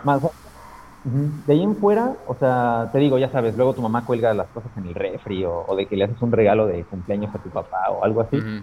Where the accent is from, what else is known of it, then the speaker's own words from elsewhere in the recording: Aguascalientes, Mexico; moved away as an adult; also born or lived in Puebla, Mexico; now in Madrid, Spain; Soy de Aguascalientes, de México. Inicialmente nací en Ciudad de Puebla, pero bueno, he vivido en Aguascalientes toda mi vida